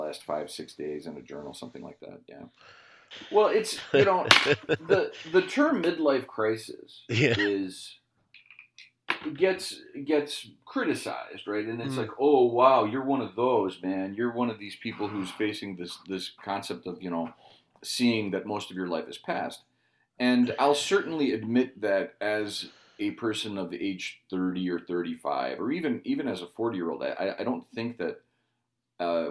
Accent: Cicero, Illinois, United States; I was born in Chicago. I was born in Cicero.

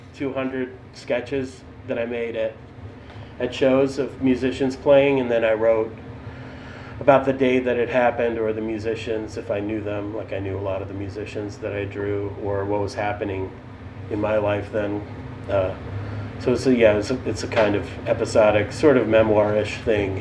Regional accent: Boston, Massachusetts, United States; moved away as an adult; also born or lived in Moscow, Russia / New York; now in Chicago, United States; I was born in Moscow in the USSR, and then my family unfortunately moved to Boston, which is a city I hate

